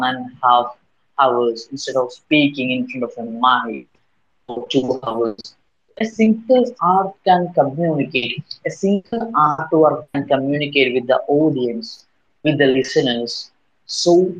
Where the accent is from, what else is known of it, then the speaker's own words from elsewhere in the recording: Kerala, India; I'm from Kerala, India